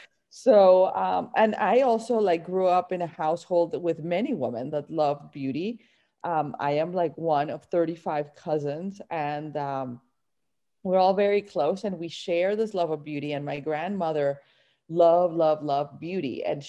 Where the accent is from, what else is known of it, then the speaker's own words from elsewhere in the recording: Barranquilla, Atlántico, Colombia; moved away; I grew up in Barranquilla and it's like a coastal town in Colombia. And it's like, you know, just like you imagine a Latin town, that's it. The Caribbean coast